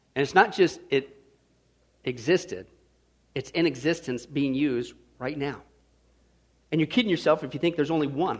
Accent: Kansas, United States; I grew up in Kansas

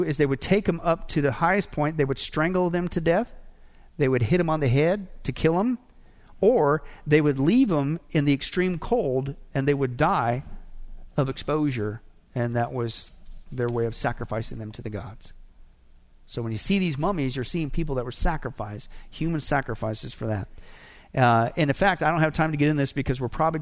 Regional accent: Nebraska, United States; I grew up in Nebraska, and one of the things we did in elementary schools, we had to study the different Indian tribes up there

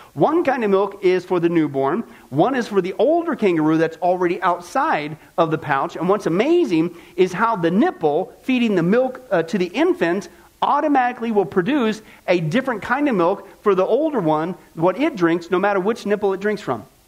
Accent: Midwest, United States; I grew up in the Midwest

